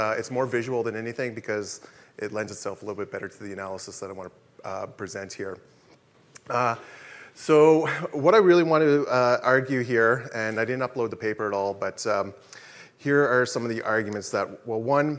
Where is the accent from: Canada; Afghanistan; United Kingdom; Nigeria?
Canada; my home territory, the Algonquin territory here. I grew up in Pequawknagon